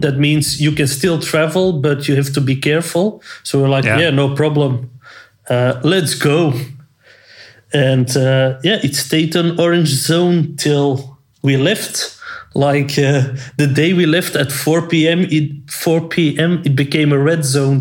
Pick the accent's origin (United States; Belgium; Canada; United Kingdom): Belgium; we're from Belgium. Antwerp supporters